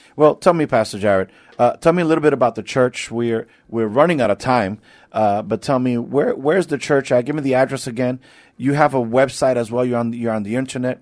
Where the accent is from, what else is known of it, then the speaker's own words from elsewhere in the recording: New York, United States; moved away as an adult; now in San Antonio, United States; I'm not from here, but I've been here for, uh, some eighteen years now. I'm, I'm from New York